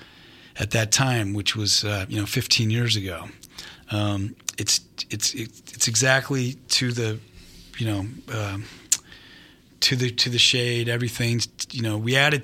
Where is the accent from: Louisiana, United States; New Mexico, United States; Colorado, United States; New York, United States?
New Mexico, United States; Albuquerque; moved away as an adult; also born or lived in Las Vegas, Nevada; I'm originally from Albuquerque, New Mexico. That's where I grew up.